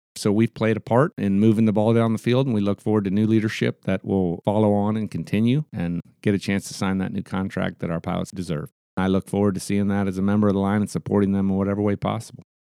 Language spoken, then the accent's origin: English; Anchorage, Alaska, United States; I'll be in Anchorage on the twenty-first, which is my hometown